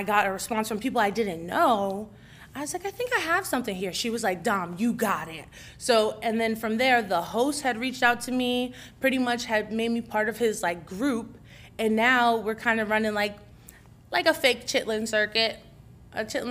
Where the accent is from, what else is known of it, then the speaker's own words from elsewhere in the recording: New Jersey, United States; I'm from Jersey, and we live by New Brunswick, which is Rutgers campus.